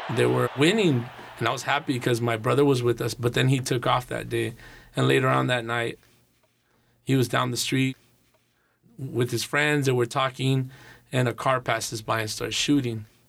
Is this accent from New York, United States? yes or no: no; Los Angeles, California, United States; I grew up in Northeast Los Angeles